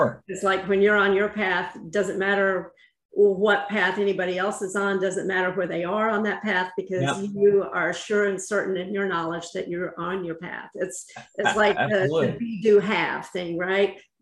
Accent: North Carolina, United States; I'm from North Carolina

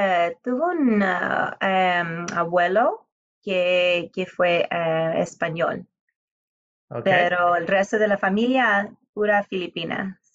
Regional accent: Houston, Texas, United States; from an island called Cebu, and so very unusual background. And I grew up right here in Houston, Texas, so not a whole lot of other people with my ethnic background here.

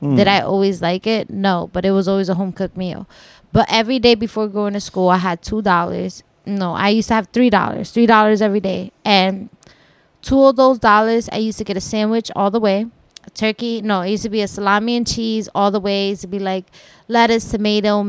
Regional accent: Paterson, New Jersey, United States; also born or lived in Hackensack, New Jersey / Garfield, New Jersey; I'm definitely from Patterson, born and raised

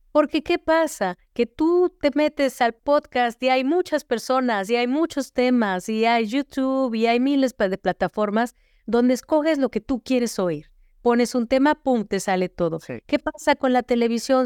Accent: Mexico City, Mexico; moved away as an adult; now in United States; Yo crecí en la Ciudad de México rodeada de las pirámides, del centro histórico

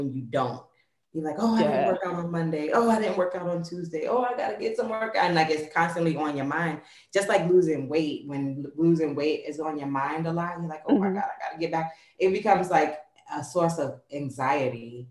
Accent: New York, United States; moved away; I'm from New York

